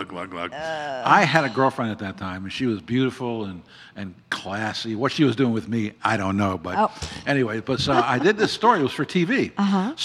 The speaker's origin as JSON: {"language": "English", "town": "Baltimore", "region": "Maryland", "country": "United States", "said": "I'm from Baltimore"}